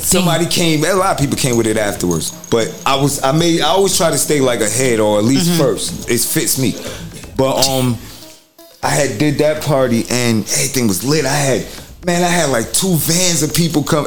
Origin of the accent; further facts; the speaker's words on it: New York, United States; moved away; also born or lived in New Jersey; coming from New York. I was originally from there